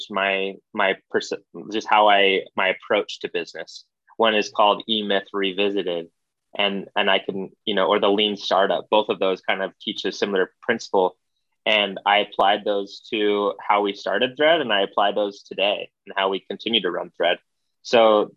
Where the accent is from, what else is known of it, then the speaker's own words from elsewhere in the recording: Arizona, United States; moved away; also born or lived in Hawaii; Growing up in Arizona